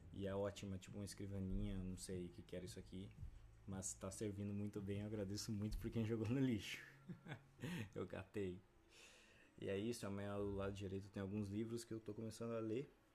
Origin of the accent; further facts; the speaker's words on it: Brazil; A gente vive no Brasil